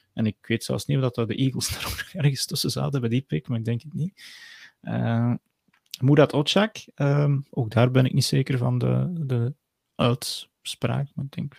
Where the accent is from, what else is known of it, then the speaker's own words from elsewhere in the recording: Geel, Flanders, Belgium; ik ben geboren in Geel.